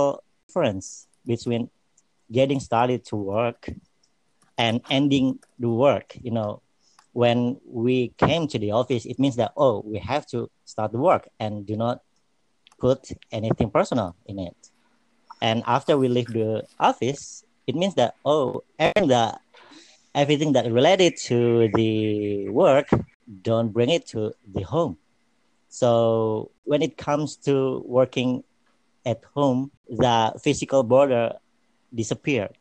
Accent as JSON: {"language": "English", "town": "Depok", "region": "West Java", "country": "Indonesia", "tie": "born or raised there", "said": "Depok City, which is really near to our office and my hometown"}